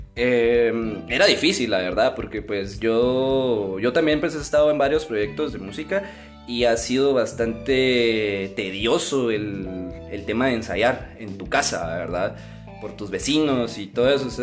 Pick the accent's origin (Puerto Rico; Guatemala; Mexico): Guatemala; Amatitlán, Guatemala Department; Nosotros somos de Amatitlán, para los que no conocen pues es una ciudad o un pueblo